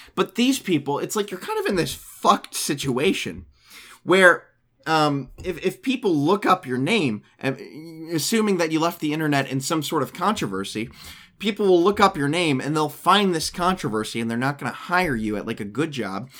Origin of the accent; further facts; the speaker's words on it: United States; I'm from the United States of America.